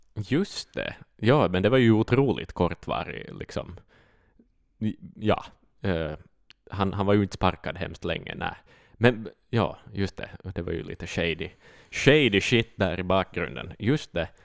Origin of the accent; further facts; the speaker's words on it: Finland; vi är ju finlandssvenskar